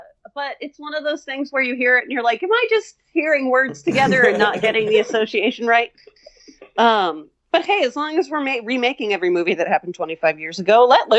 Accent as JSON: {"language": "English", "town": "Stockton", "region": "California", "country": "United States", "tie": "born or raised there", "said": "I was born in Stockton."}